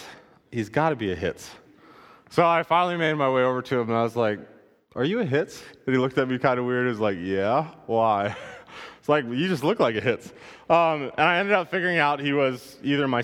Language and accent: English; United States; I stand out as an American